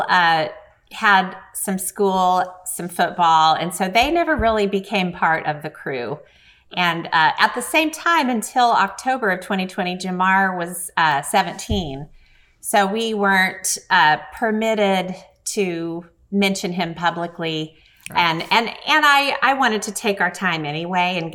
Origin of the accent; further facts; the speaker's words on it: Bartlesville, Oklahoma, United States; also born or lived in Los Angeles / Pawhuska, Oklahoma; when I was growing up in Bartlesville. To me, Bartlesville, Oklahoma was a tiny town